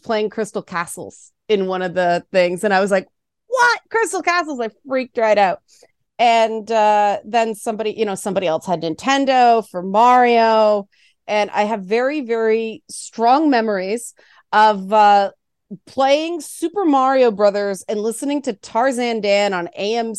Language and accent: English; Toronto, Ontario, Canada; I grew up in the Jane Finch part of Toronto.